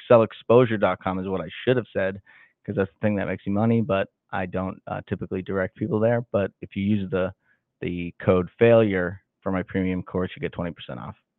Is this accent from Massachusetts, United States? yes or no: yes; Salem, Massachusetts, United States; now in Kansas City, United States; I grew up in Salem, Massachusetts